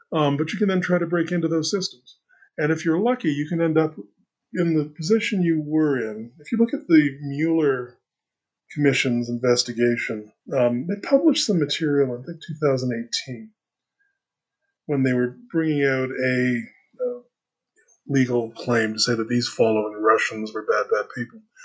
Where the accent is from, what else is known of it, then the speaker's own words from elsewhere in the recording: Canada; I am a Canadian liberal